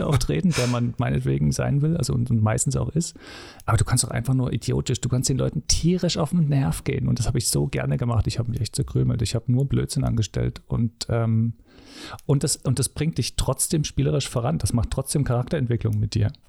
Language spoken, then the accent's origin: German; Dresden, Saxony, Germany; da ich im Osten aufgewachsen bin